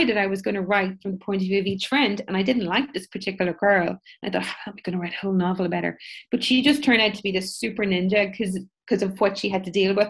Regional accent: Ireland; when you're Irish

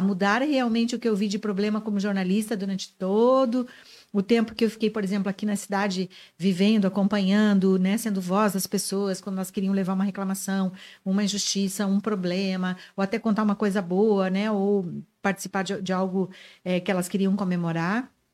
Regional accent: Santa Rosa, Rio Grande do Sul, Brazil; moved away as an adult; also born or lived in Guarani das Missões, Rio Grande do Sul / Crissiumal, Rio Grande do Sul; now in Joinville, Brazil; A grande, a maior parte da minha vida eu vivi em Santa Rosa da minha, adolescência, da minha infância.

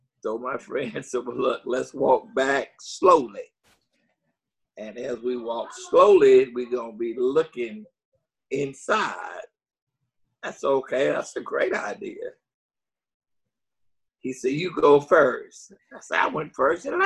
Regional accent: Jackson, Mississippi, United States; also born or lived in Milwaukee, Wisconsin; I'm from Jackson, Mississippi.

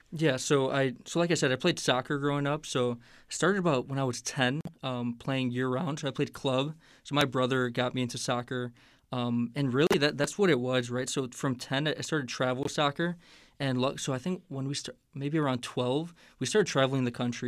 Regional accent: Hammond, Indiana, United States; moved away as an adult; also born or lived in Chicago, Illinois; now in Indianapolis, United States; I'm from Hammond, Indiana, so that's the Northwest Indiana

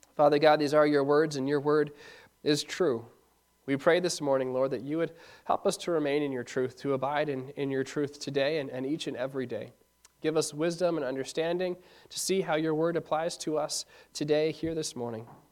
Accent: Ishpeming, Michigan, United States; Growing up in Ishpeming

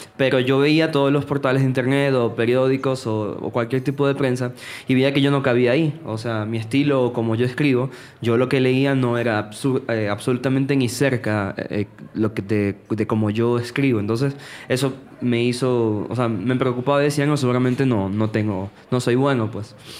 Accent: Venezuela; moved away; en mi ciudad, yo soy de Venezuela

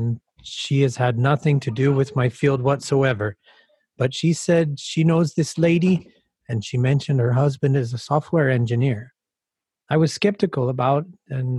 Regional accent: Mexico; moved away as an adult; now in Amsterdam, Netherlands; I lived my whole life in Mexico and moved to Amsterdam in 2016.

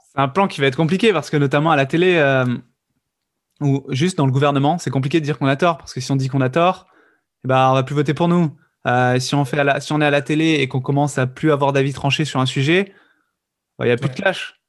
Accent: the South, southern France, France; je viens du Sud

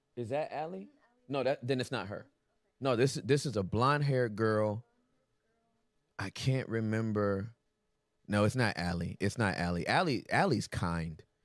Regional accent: California, United States; moved away as an adult; also born or lived in Texas; I'm from Cali

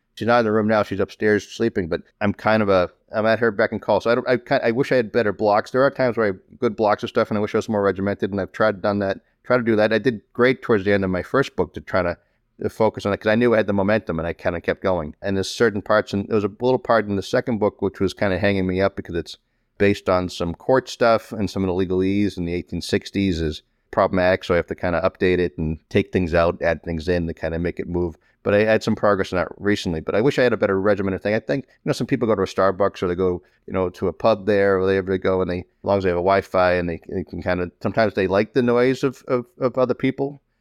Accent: Malden, Massachusetts, United States; Growing up in Malden

